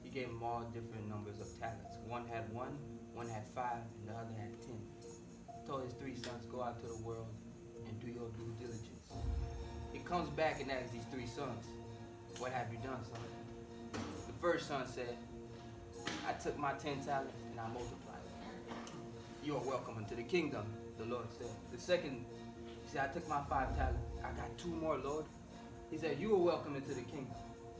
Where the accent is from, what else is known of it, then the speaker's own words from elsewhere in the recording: Haiti; English is a second language; also born or lived in Birmingham; now in Atlanta, United States; I'm from Haiti.